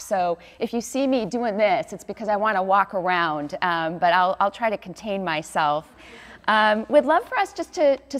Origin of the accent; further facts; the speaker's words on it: Chicago, Illinois, United States; moved away as an adult; also born or lived in New York City; now in Newport Beach, United States; I grew up in the Chicago area, and my family's from Wisconsin and Chicago